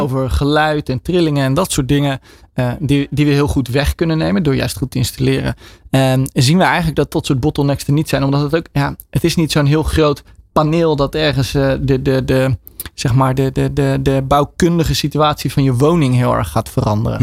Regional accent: Netherlands; wij vooral als Nederlanders

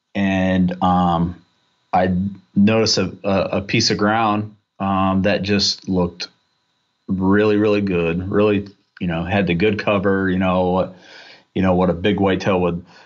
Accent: North Central Ohio, United States; I grew up in North Central, uh, Ohio

